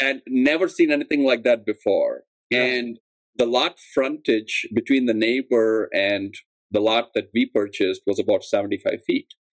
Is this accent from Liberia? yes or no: no; India; moved away as an adult; now in Chicago, United States; I'm originally from India, and at um, I came to grad school at UIC for architecture